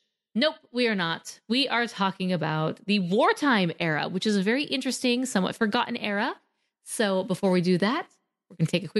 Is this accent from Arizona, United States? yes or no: yes; Arizona, United States; I'm from Arizona. We live in the desert